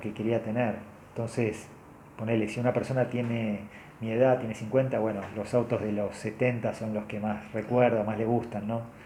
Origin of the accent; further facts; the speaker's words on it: Argentina; soy argentino